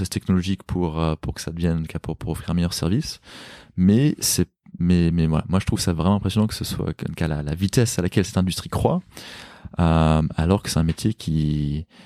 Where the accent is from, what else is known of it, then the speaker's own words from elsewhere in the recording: Paris, Île-de-France, France; Bah, je suis un Parisien, j'ai pas de, j'ai pas de voiture.